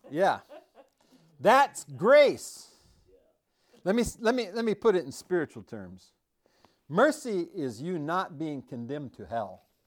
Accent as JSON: {"language": "English", "country": "United States", "said": "I am an American"}